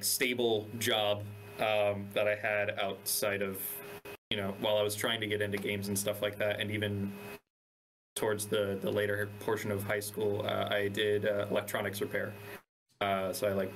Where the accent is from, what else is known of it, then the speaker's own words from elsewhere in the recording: Coral Springs, Florida, United States; I grew up in South Florida in a little like suburban town called Coral Springs